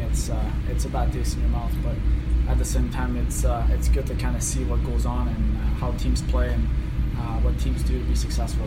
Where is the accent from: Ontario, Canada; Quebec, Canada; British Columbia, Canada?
Ontario, Canada; Hearst; moved away; my hometown back home